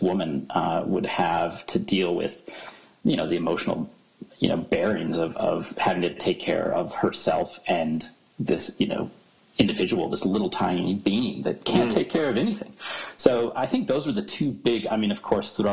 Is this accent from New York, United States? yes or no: yes; Corning, New York, United States; my hometown, which is a small town called Corny, New York